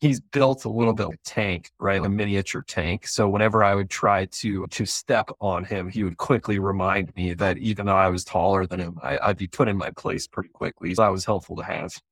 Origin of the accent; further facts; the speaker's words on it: Colorado, United States; moved away as an adult; growing up in Colorado